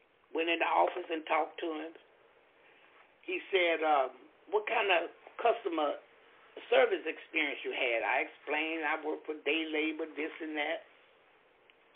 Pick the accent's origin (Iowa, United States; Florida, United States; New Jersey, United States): Florida, United States; I'm from Florida